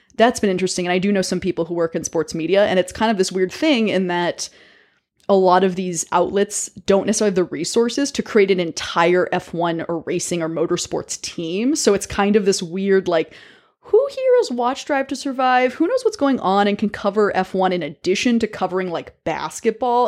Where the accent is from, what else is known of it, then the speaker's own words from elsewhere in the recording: American South, United States; also born or lived in Connecticut; now in New York City, United States; I actually grew up in the American South